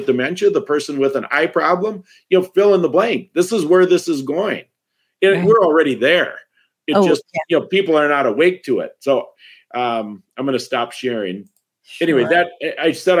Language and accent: English; Wisconsin, United States; I'm from Wisconsin